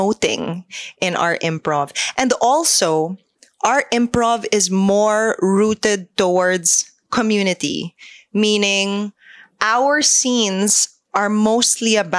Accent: Philippines; as a Filipino improviser when I went to New York to study

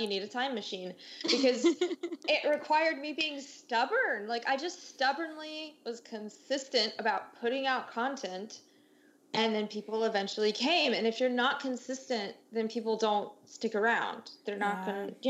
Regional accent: United States; moved away as an adult; also born or lived in Germany; being an American abroad

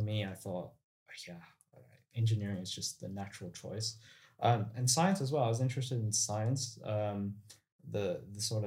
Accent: Melbourne, Victoria, Australia; moved away as an adult; also born or lived in United States; I grew up in Melbourne, so in the southeast suburbs. Since I was one, I've lived there.

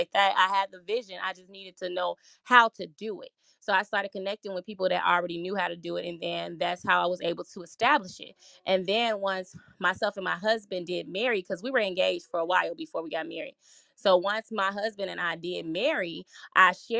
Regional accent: Gary, Indiana, United States; moved away as an adult; also born or lived in Chicago, Illinois; now in Minnesota, United States; So I was born in Chicago, Illinois. I moved to Gary, Indiana when I was 9 years old. And then following living there for an extended period of time, about 28, I decided to move to Minnesota

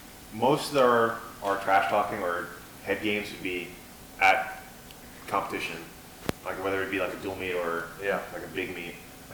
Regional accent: New York, United States; now in Florida, United States; I'm from Florida, like, originally from New York

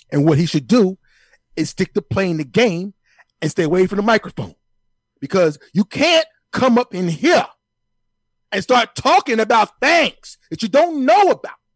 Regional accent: United States; Now, I'm American. I love the flag. I have one in front of my house hanging up right now.

